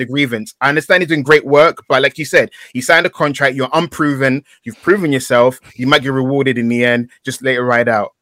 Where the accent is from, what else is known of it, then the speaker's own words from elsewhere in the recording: London, United Kingdom; I grew up in East London